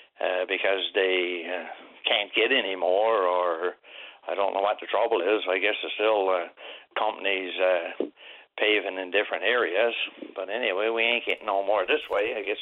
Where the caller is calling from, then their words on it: Southwest Arm area, Newfoundland and Labrador, Canada; I'm calling, we calls it the Southwest Arm area. You leave up in Queens Cove, Northwest Brook area, and you come down to Gooseberry Cove, Southport. That's the last couple of places in the bottom.